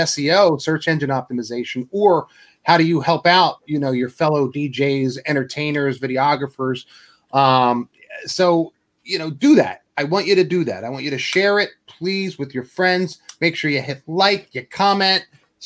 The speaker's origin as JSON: {"language": "English", "region": "New York", "country": "United States", "moved": "yes", "said": "I'm from New York"}